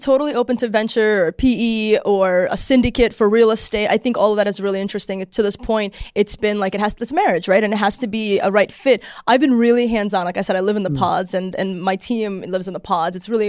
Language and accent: English; Australia; it's like 90% Australians and I'm from Australia.